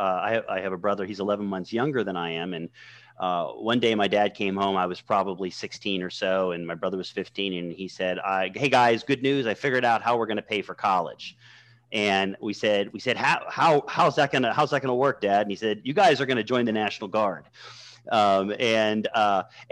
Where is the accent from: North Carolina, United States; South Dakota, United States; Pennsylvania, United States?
Pennsylvania, United States; Western; moved away as an adult; also born or lived in Morgantown, West Virginia / Wilkes-Barre, Pennsylvania; now in Baltimore, United States; I grew up in Western Pennsylvania in a very rural area, about 30 minutes south of Pittsburgh